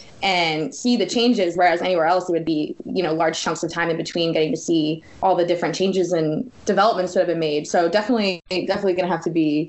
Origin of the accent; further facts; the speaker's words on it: New Jersey, United States; now in Orlando, United States; Like, I grew up in New Jersey